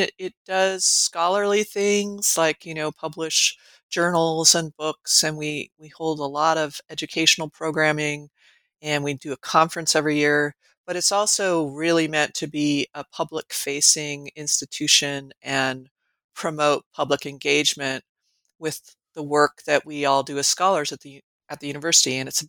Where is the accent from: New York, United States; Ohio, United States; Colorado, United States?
Colorado, United States; moved away as an adult; also born or lived in California / New Mexico; now in Nebraska, United States; But I grew up in mostly in Colorado, and then I've spent a lot of my adult life in California, New Mexico, and mostly here in Nebraska, where I live now.